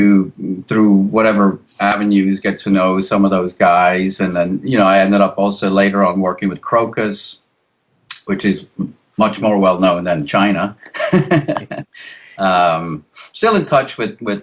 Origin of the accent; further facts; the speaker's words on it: Switzerland; moved away; I'm originally from Switzerland.